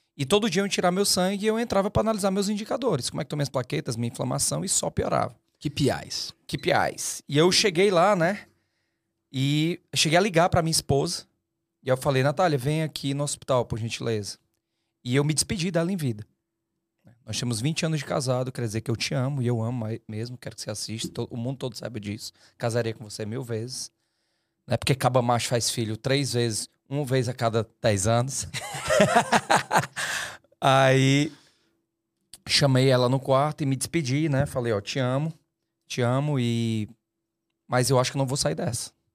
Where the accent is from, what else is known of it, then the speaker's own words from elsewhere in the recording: Fortaleza, Ceará, Brazil; eu sou de Fortaleza